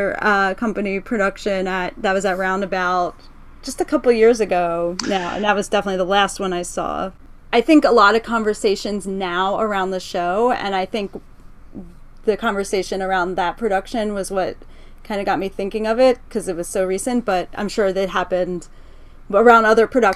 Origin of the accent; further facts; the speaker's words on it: Philadelphia, Pennsylvania, United States; I'm from Philadelphia